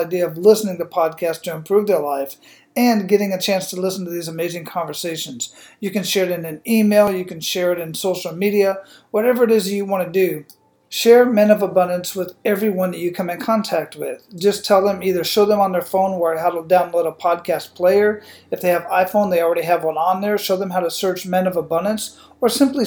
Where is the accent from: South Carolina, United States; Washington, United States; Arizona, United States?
Arizona, United States; Phoenix; I'm originally from Phoenix, Arizona